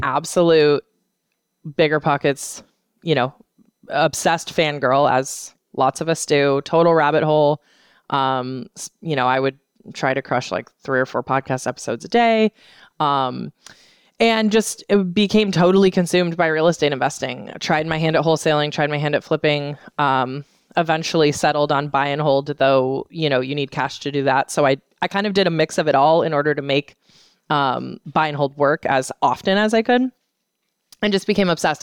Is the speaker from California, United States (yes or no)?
yes; San Francisco Bay Area, California, United States; moved away; I was born and raised in the San Francisco Bay Area, um, about thirty miles east of the city center